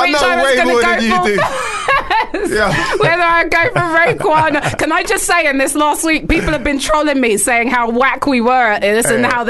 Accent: London, United Kingdom; I'm a DJ from North London.

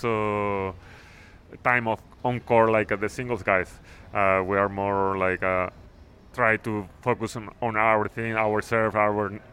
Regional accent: Mexico; I'm from Mexico

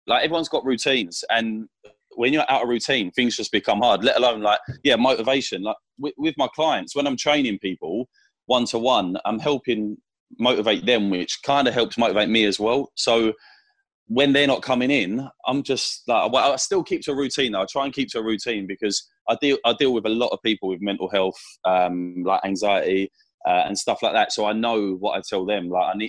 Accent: South East England, United Kingdom; accent: London Essex; Yeah, I'm from Kent, but most people think I sound like I'm from Essex. I think it's the London side of me, like. So it's just a little bit London Essex kind of thing.

